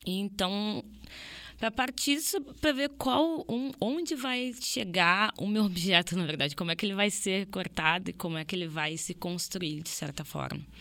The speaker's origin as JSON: {"language": "Portuguese", "country": "Brazil", "said": "eu enquanto brasileira estou num país colonizado"}